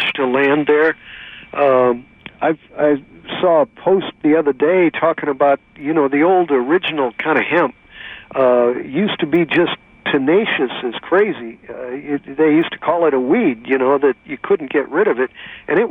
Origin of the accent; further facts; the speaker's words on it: Missouri, United States; now in California, United States; I'm from Missouri originally